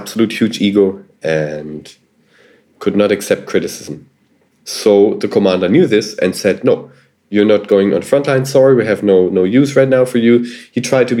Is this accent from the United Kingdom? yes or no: no; Germany; I was from Germany.